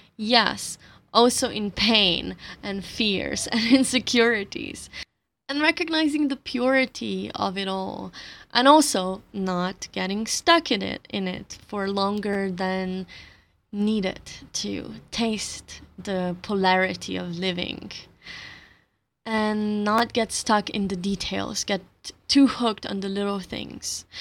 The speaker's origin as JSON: {"language": "English", "country": "Slovenia", "first_language": "Slovenian", "second_language": "English", "said": "my native language, my mother tongue, Slovenian"}